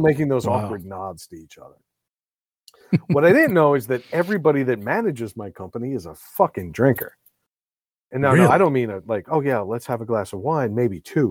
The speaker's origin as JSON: {"language": "English", "region": "New York", "country": "United States", "tie": "born or raised there", "moved": "yes", "lives_now": "Rhode Island, United States", "said": "New York, my hometown"}